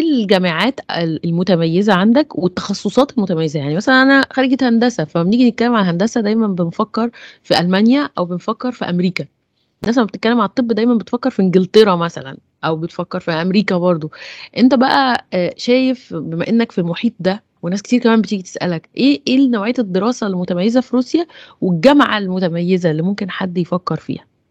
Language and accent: Arabic; Egypt; بالنسبه لينا كمصريين